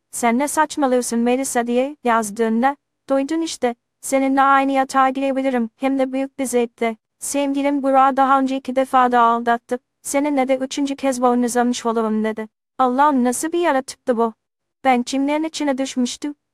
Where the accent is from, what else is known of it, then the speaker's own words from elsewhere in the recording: Trabzon, Turkey; now in Istanbul, Turkey; Aslen Trabzonluyum. Şu an İstanbul Havalimanı'nda güvenlik görevlisi olarak çalışıyorum.